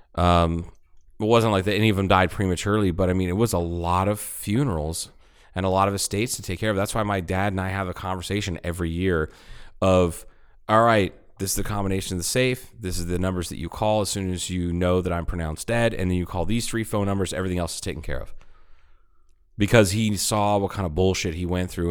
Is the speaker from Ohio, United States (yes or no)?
yes; Ohio, United States; also born or lived in Tucson, Arizona; It was right after we moved from Tucson to Ohio